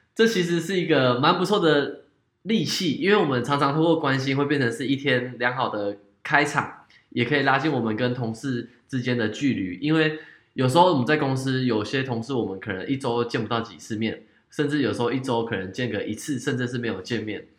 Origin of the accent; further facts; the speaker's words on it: Taiwan; 日本的体，体型跟我们台湾人的体型